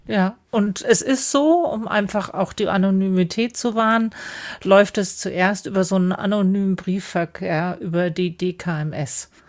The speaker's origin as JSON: {"language": "German", "country": "Germany", "said": "Bei uns in Deutschland"}